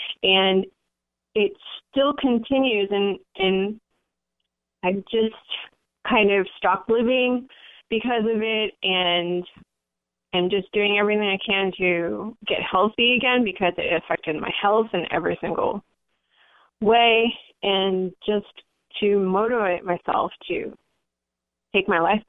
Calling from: San Francisco, California, United States; I'm calling from the San Francisco area.

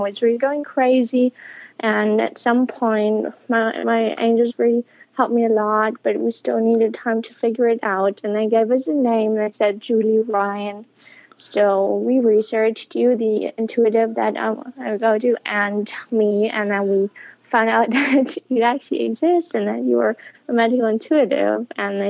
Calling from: Berlin, Germany; I'm calling from Berlin, Germany.

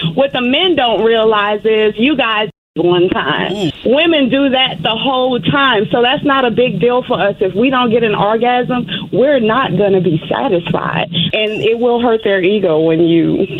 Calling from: Memphis, Tennessee, United States; I'm calling from Memphis.

